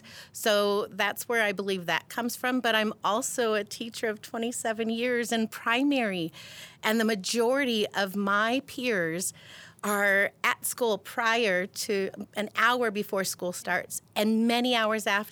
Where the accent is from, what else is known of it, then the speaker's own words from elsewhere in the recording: Peoria, Arizona, United States; I have a long history in Peoria. I went to grade school at Kachina, promoted in 84, then went to Cactus, graduated in 88